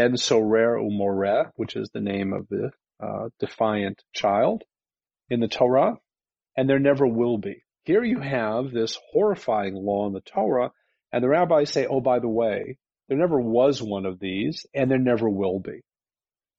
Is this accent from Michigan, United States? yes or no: no; Cleveland, Ohio, United States; I grew up in Cleveland, and in Cleveland they had corporal punishment